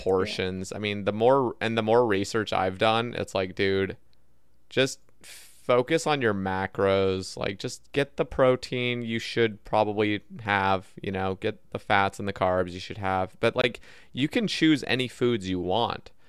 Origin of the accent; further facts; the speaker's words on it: Oregon, United States; now in Alabama, United States; so I grew up in Oregon and now I live in Alabama